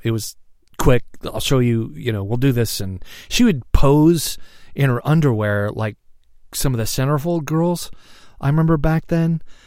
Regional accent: Seattle, Washington, United States; I was born in Seattle, all right, Swedish hospital

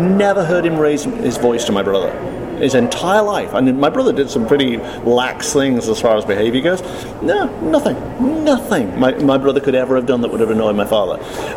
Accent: United Kingdom; I'm British

